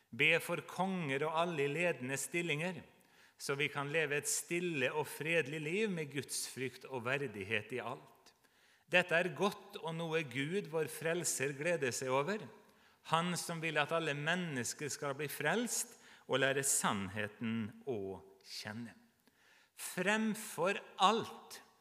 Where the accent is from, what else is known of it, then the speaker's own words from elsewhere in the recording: Nordmøre, Møre og Romsdal, Norway; Jeg vokste opp på Nordmøre